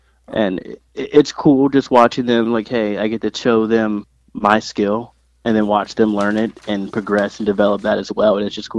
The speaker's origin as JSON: {"language": "English", "region": "Maryland", "country": "United States", "said": "I'm from Maryland"}